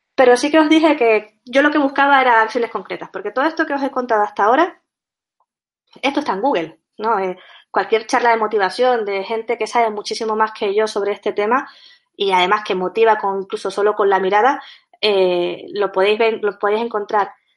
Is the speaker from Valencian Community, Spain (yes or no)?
no; Canary Islands, Spain; accent: Canarian, sometimes Andalusian; soy canaria, y por eso mi acento es un poco raro, puede ser que a veces me salga el acento andaluz, también por la mezcla que tengo